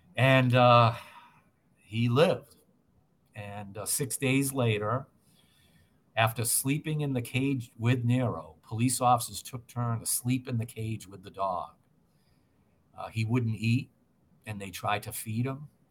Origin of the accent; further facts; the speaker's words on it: Massachusetts, United States; I'm born and raised in Massachusetts